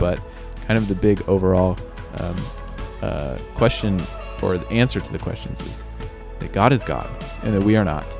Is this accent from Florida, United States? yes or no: no; Oklahoma, United States; we have varying accents in Oklahoma